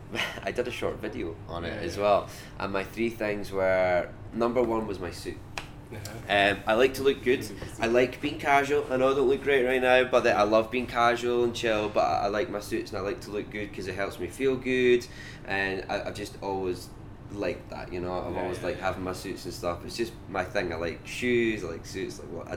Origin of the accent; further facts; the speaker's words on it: Scotland, United Kingdom; accent: Scottish; So I know I sound quite Scottish. This isn't my normal accent. I've got quite a quick Scottish accent usually. So if I'm back home and I'm talking to people